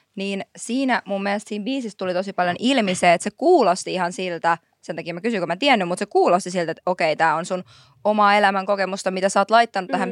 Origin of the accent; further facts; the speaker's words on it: Helsinki, Uusimaa, Finland; Mä oon Marjaniemestä